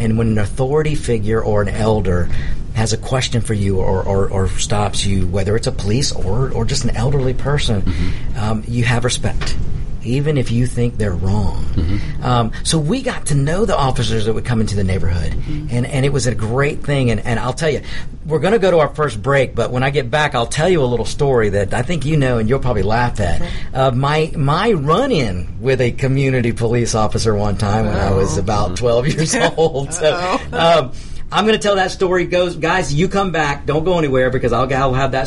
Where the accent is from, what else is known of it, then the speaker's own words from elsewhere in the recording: DeKalb, United States; I grew up in DeKalb